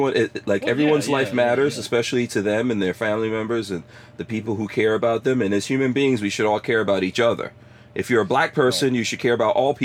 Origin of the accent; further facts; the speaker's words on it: Guyana; moved away; So I'm from Guyana, right? And we had to move around a lot, and then we came here with a visa, but stayed here illegally, all that kind of stuff.